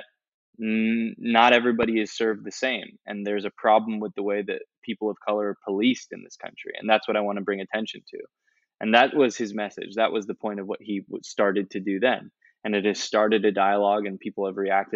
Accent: United States; I am an American

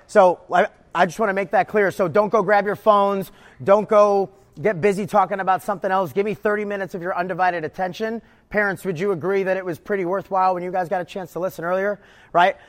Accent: New York, United States; moved away as an adult; also born or lived in Houston / East Coast; I grew up wrestling in New York

